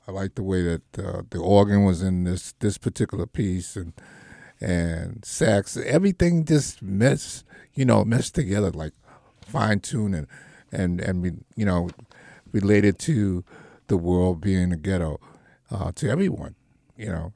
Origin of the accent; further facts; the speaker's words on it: New York, United States; when we grew up in the Marcy, you know, it was a neighborhood